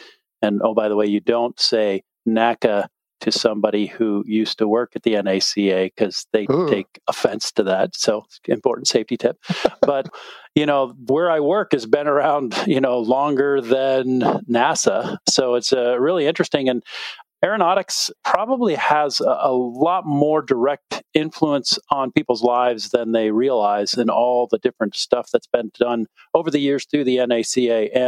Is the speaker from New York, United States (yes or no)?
no; West Virginia, United States; I grew up in West Virginia in West Africa.